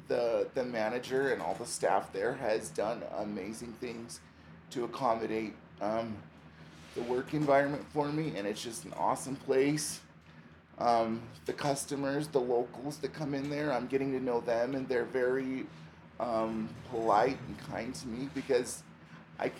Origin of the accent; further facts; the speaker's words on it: Utah, United States; moved away as an adult; now in Estes Park, United States; I came from Utah, and I've been here almost a year